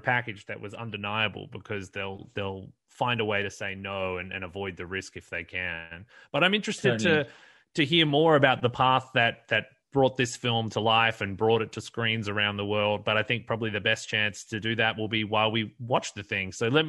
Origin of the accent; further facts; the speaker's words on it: Perth, Western Australia, Australia; my hometown of Perth